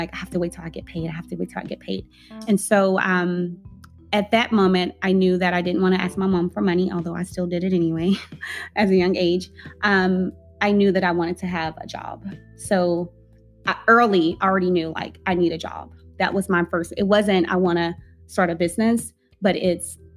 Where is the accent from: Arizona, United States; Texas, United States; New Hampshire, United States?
Texas, United States; Tyler; now in Dallas, United States; I'm from Tyler, it's country